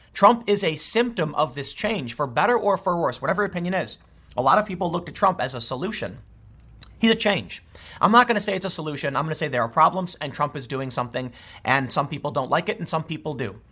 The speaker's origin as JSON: {"language": "English", "town": "Chicago", "region": "Illinois", "country": "United States", "tie": "born or raised there", "said": "I grew up in the city. I grew up in Chicago."}